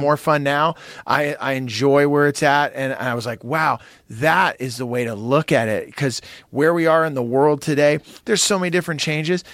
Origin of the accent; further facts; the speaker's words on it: San Jose, California, United States; you and I grew up together in San Jose